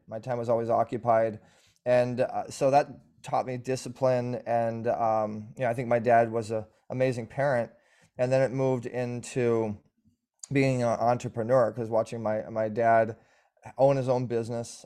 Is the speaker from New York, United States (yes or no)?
no; Orange County, California, United States; born and raised in, uh, the O C bubble